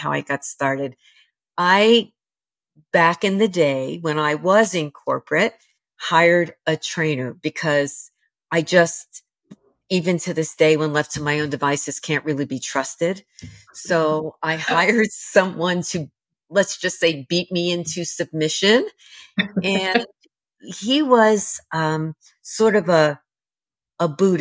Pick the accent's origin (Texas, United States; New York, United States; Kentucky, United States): New York, United States; New York City; I was raised in the New York City housing projects